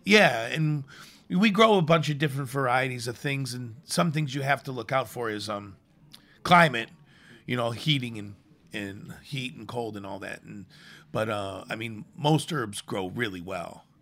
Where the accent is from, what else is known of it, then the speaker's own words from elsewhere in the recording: Chicago, Illinois, United States; moved away; I grew up in the city. I grew up in Chicago